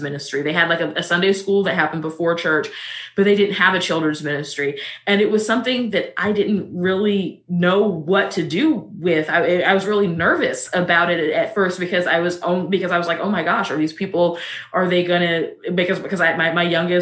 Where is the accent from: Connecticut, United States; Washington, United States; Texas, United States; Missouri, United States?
Missouri, United States; I'm also from Missouri